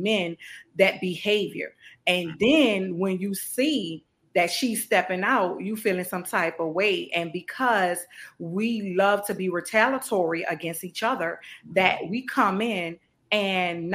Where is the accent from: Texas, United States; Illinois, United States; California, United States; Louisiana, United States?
Louisiana, United States; New Orleans; growing up in New Orleans